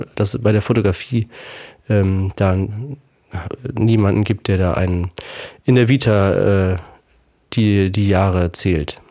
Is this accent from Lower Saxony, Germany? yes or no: no; Heidelberg, Baden-Württemberg, Germany; ich bin in Heidelberg aufgewachsen und habe dort Abitur gemacht